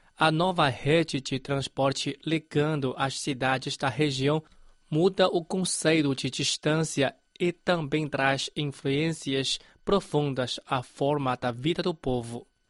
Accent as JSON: {"language": "Portuguese", "town": "Nanjing", "region": "Jiangsu", "country": "China", "tie": "born or raised there", "moved": "yes", "said": "quando eu viajei da minha terra natal, em é Nanjing, é, para Beijing"}